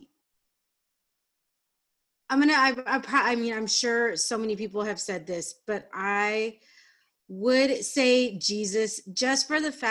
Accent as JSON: {"language": "English", "town": "San Diego", "region": "California", "country": "United States", "tie": "born or raised there", "also_born_or_lived": "Albuquerque, New Mexico", "said": "I grew up in San Diego. I am a I am Mexican American"}